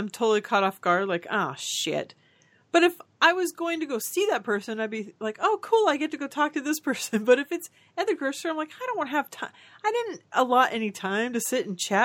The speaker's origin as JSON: {"language": "English", "town": "Orange", "region": "California", "country": "United States", "said": "I'm from a city called Orange"}